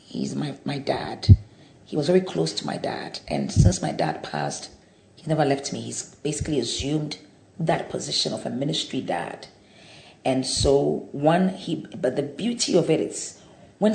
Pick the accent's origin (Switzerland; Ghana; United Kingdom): Ghana; Kumasi, Ashanti; also born or lived in Accra; I was born in Accra, but at the age of two, I was taken to Kumasi to live with my grandmother.